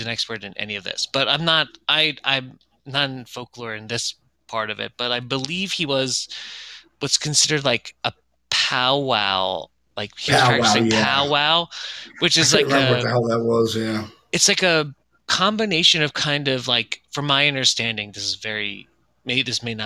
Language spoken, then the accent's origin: English; Chester County, Pennsylvania, United States; back where I grew up in Chester County